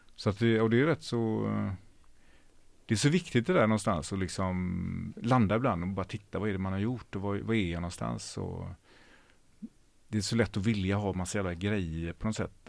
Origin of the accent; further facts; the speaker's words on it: Ucklum, Västra Götaland, Sweden; moved away as an adult; also born or lived in Hjällbo, Gothenburg / Tjörn; now in Gothenburg, Sweden; Och sen så flyttade jag till eh, ett ställe som heter Ucklum. Som ligger en mil innanför Stenungsund, så det är, fem, fem mil norr om Göteborg, på landet